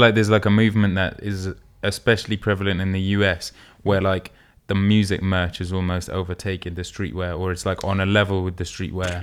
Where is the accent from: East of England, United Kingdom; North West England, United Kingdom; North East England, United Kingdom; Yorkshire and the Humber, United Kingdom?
North East England, United Kingdom; Newcastle; moved away; growing up in Newcastle